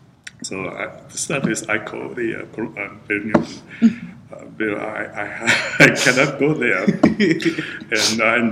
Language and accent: English; Japan; English is a second language; moved away as an adult; now in United States; So, but I was just arrived from Japan, so my English is very bad.